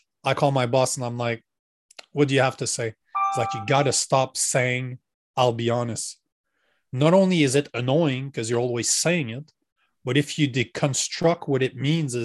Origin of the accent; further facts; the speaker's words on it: Canada; I'm Canadian.